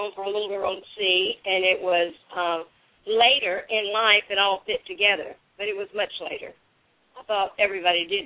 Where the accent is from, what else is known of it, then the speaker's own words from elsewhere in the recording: Dodge County, South Georgia, United States; I grew up in the South, in South Georgia, Dodge County, South Georgia